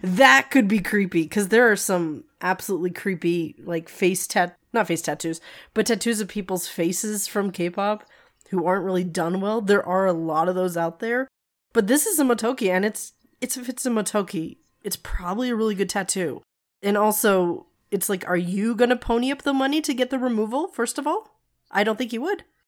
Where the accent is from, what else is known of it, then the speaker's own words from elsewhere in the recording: Nevada, United States; I am from Nevada. I am from the desert.